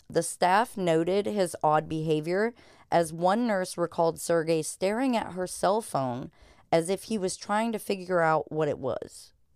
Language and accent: English; United States; as an American who is uncultured